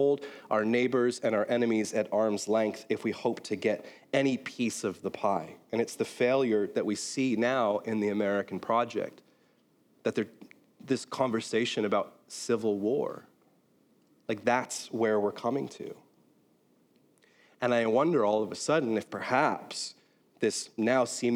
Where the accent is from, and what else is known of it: Belfast, Northern Ireland, United Kingdom; born or raised there; now in United States